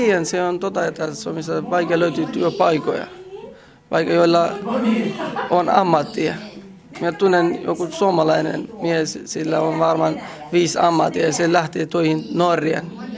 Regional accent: Kurdistan Region, Iraq; Finnish is a second language; moved away as an adult; also born or lived in Finland; now in Tornio, Finland; olen kotoisin Irakista ja mä oon kurdilainen, siis eh, mä oon Irakin kurdi

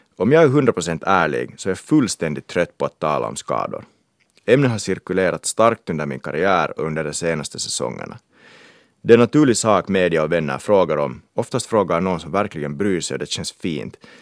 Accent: Kauniainen, Uusimaa, Finland; moved away; also born or lived in England; Jag är finlandssvensk från Grankulla

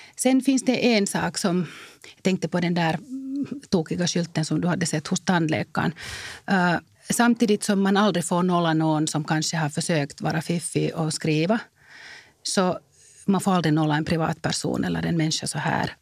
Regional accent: Finland; jag är finländare

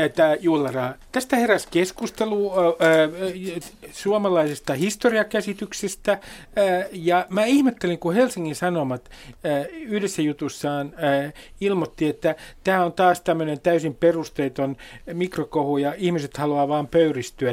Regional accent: Nummi, Uusimaa, Finland; kotikuntani Nummen

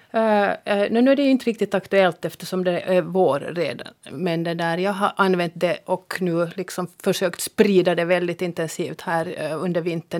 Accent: Jakobstad, Ostrobothnia, Finland; accent: Jakobstad dialect; I min Jakobstads dialekt

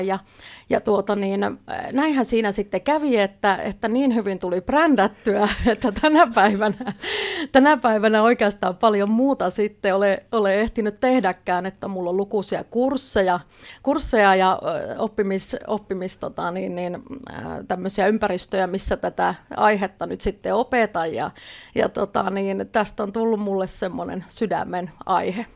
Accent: Lapland, Finland; mä oon lappilainen viestintäasiantuntija

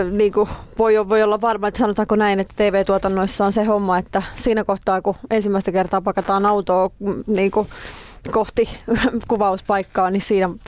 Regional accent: Espoo, Uusimaa, Finland; Sitten mä pari vuotta sitten muutin tonne Nuuksioon vielä enemmän metsään, mistä olen kotoisin

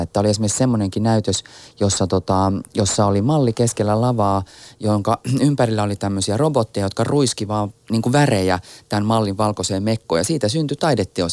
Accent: Helsinki, Uusimaa, Finland; mä oon siis Itä-Helsingistä eikä meidän perheellä ollut minkäänlaista yhteyttä muotimaailmaan

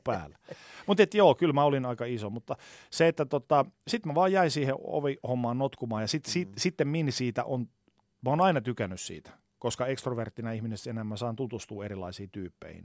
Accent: Oulu, North Ostrobothnia, Finland; moved away; Mä oon siis Oulusta alun perin kotoisin

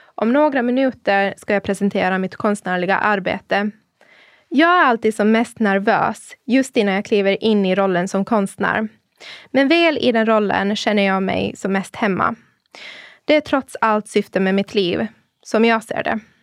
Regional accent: Åland Islands; moved away as an adult; also born or lived in Bollebygd, Sweden; now in Turku, Finland; jag är född och uppvuxen på Åland av pakistanska föräldrar

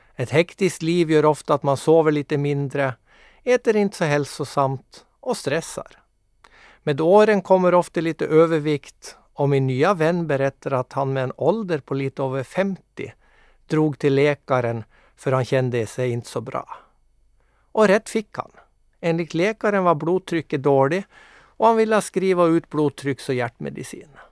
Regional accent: Mo i Rana, Nordland, Norway; moved away as an adult; now in Nykarleby, Finland; Jag kommer alltså ursprungligen från Mo i Rana i Nordnorge men är nu bosatt med min härliga familj i Nykarleby.

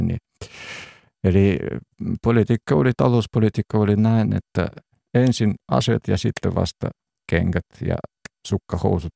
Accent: Urals, Russia; Finnish is a second language; now in Finland; itse on syntynyt siellä keskellä – Venäjän keskellä, tai siis Neuvostoliiton ihan siellä Uralin puolella

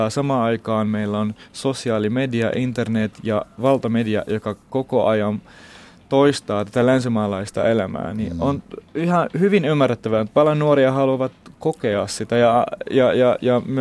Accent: Finland; also born or lived in Baghdad, Iraq; vaikka mä oon syntynyt Bagdadissa, mä oon kasvanut täällä Suomessa. Et mä oon tullut 13-vuotiaana, nyt on yli puolet mun elämästä täällä.

